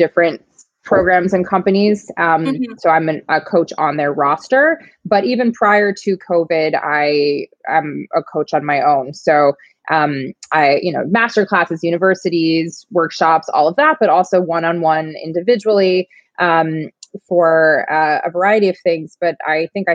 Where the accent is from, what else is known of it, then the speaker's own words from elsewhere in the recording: New York, United States; I'm from New York.